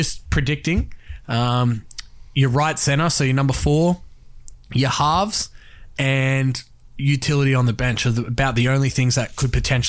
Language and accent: English; Queensland, Australia; me being a Queenslander